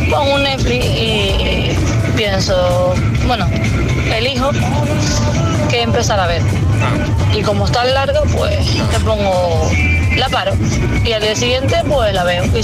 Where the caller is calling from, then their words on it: Jerez de la Frontera, Andalusia, Spain; de Jerez.